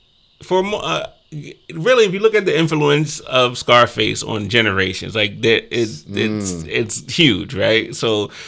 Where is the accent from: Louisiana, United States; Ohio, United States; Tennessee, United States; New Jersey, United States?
New Jersey, United States; Glassboro; also born or lived in Hammonton, New Jersey; I'm really a transplant. Like I said, I'm from Glassboro